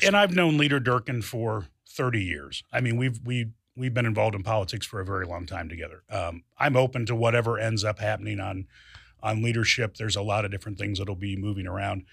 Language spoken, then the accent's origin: English; Springfield, Illinois, United States; I was born and raised here. Uh, this is my hometown.